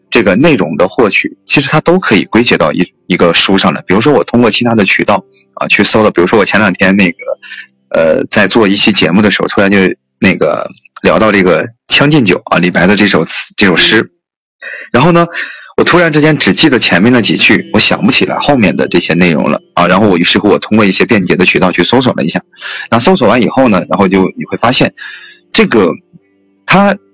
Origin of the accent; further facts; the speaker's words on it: northern China, China; 我是一个地地道道的这个北方人